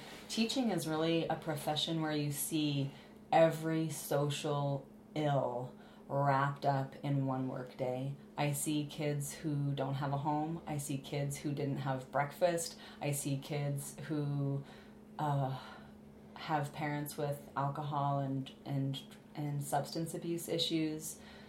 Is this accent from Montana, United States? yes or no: yes; Billings, Montana, United States